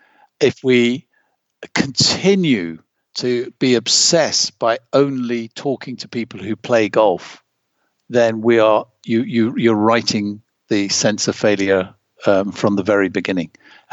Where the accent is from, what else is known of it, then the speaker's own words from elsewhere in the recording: Germany; in the years when you and I grew up in East Germany, how important it was to win medals for the East Germans.